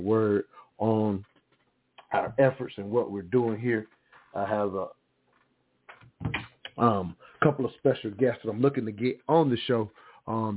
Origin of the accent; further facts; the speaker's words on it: United States; growing up in America, born and raised here